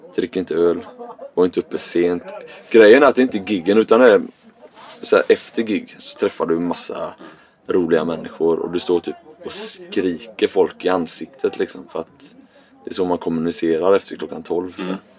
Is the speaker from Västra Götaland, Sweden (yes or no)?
yes; Gothenburg, Västra Götaland, Sweden; accent: göteborgska; Jag hör min göteborgska dialekt